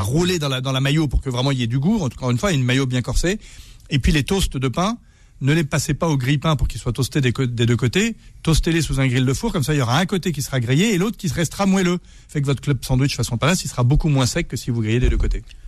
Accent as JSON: {"language": "French", "area": "Berry", "region": "Centre-Val de Loire", "country": "France", "said": "je suis du Berry"}